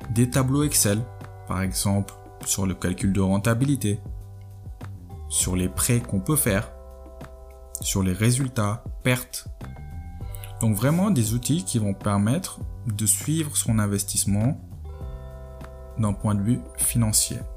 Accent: Senegal; moi je suis sénégalais, je suis à 10 000, 15 000 km de chez moi

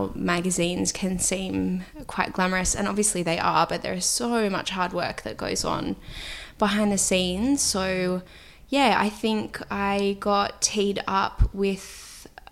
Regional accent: Sydney, New South Wales, Australia; I grew up in Sydney. I grew up in Earlwood, which is sort of inner west

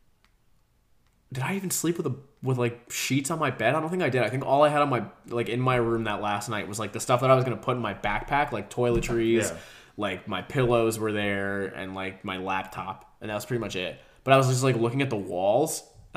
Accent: Georgia, United States; also born or lived in New Jersey; when we moved from New Jersey to Georgia

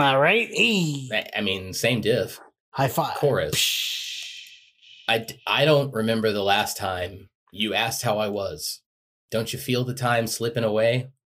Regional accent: United States; I grew up in America

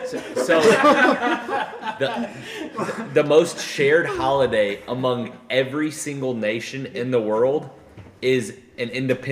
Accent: Texas, United States; I'm from Texas.

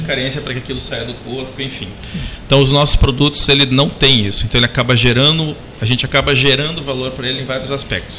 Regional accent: Curitiba, Paraná, Brazil; eu sou natural de Curitiba, no Paraná

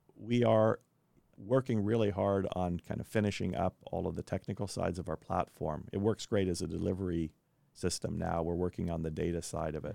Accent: Kansas, United States; also born or lived in Belgium / Chicago, Illinois; now in Indianapolis, United States; I grew up in Kansas, spent three years living in Belgium in Europe, and then went to graduate school at University of Chicago.

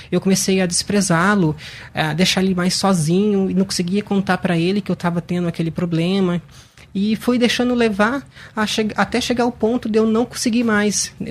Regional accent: Paraná, Brazil; Eu sou natural de, Paraná.

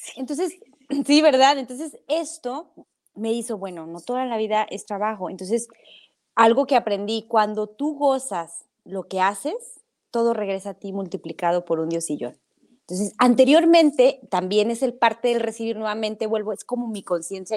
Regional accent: Cedral, San Luis Potosí, Mexico; en mi comunidad, que yo soy de Cedral

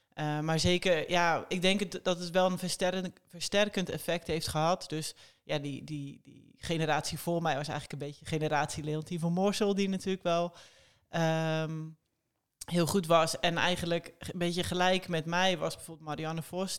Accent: Netherlands; als een Hollandse eh, tiener

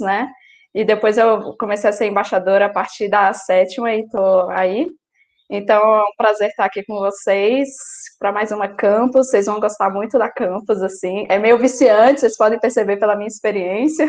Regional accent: Brasília, Federal District, Brazil; sou de Brasília.

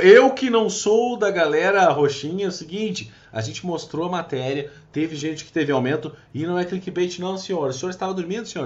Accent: Brazil; Sou brasileiro

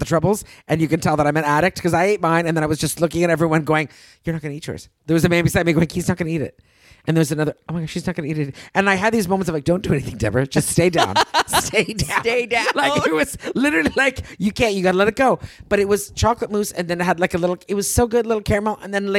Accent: United States; Because we're American

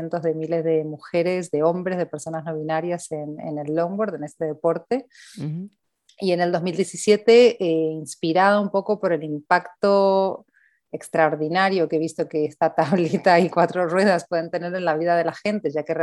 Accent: Argentina; accent: Argentine; now in Spain; empecé a cambiar el acento de vuelta a hablar en argentino. Entonces ahora me quedé como en esta mezcla argentino-español, pero en España creen que soy argentina y en Argentina creen que soy española

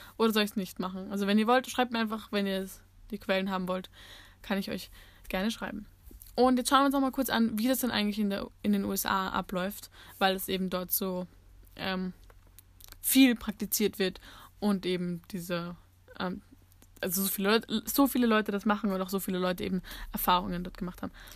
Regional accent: Austria; bei uns in Österreich

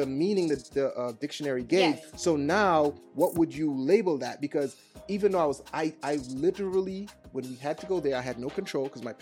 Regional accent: Trinidad & Tobago; I'm Trinidadian

